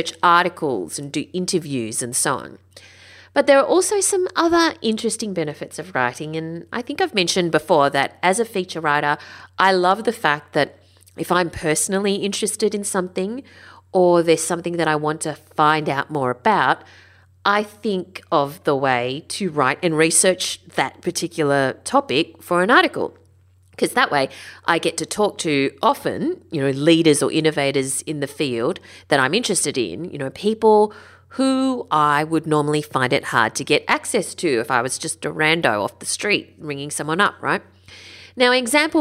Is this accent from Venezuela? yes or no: no; Sydney, New South Wales, Australia; also born or lived in Northern Beaches, Sydney; I grew up in the Sutherland Shire.